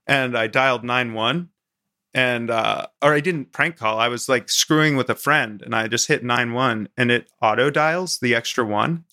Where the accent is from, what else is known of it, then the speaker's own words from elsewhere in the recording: Maryland, United States; moved away; also born or lived in Vermont; I grew up in Maryland on the Mason-Dixon line and then moved up to Vermont